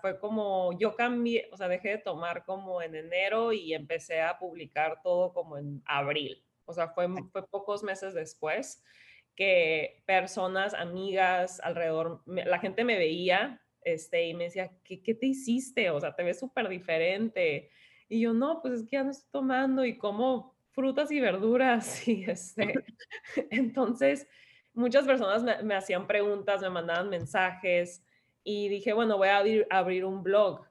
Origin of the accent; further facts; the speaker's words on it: San Diego, California, United States; also born or lived in Tijuana, Mexico; yo soy de San Diego, este, mexicana de Tijuana, pero casi toda mi vida he vivido en San Diego